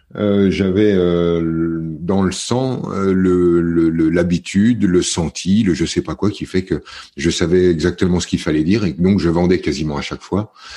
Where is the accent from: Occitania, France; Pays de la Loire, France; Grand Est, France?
Grand Est, France; the Vosges; moved away as an adult; also born or lived in near Paris / Var (near Le Lavandou, Bormes-les-Mimosas); je suis né près de Paris parce que les circonstances étaient comme ça, mais j'ai très vite grandi dans les Vosges, dans un petit village